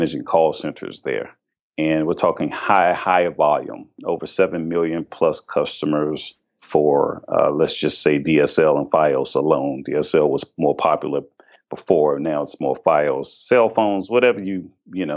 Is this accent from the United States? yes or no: yes; Washington, District of Columbia, United States; I actually was born and raised in the District of Columbia